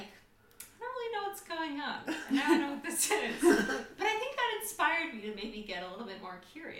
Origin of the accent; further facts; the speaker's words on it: Seattle, Washington, United States; I am from Washington State, Seattle specifically.